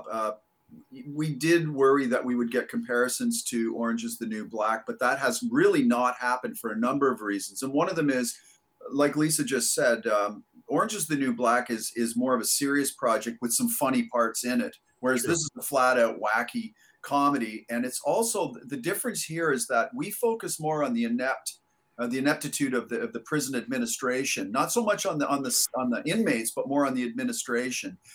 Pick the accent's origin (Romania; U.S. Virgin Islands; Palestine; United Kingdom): United Kingdom; England; born there; also born or lived in Canada / United States; I was born in England. Obviously, I've lived in Canada and the U.S. most of my life